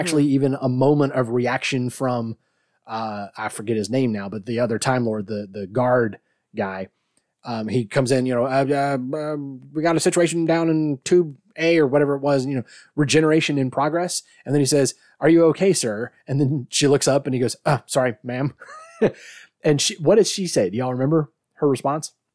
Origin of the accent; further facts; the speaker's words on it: United States; I'm American